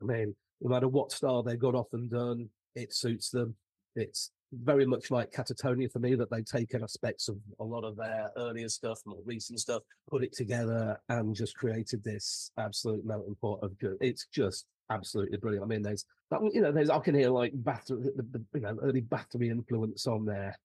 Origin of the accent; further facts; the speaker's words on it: United Kingdom; being a Brit, Saxon